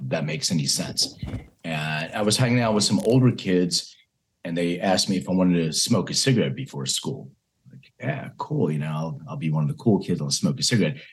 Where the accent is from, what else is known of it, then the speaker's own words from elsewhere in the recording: Philadelphia, Pennsylvania, United States; I was raised in Philadelphia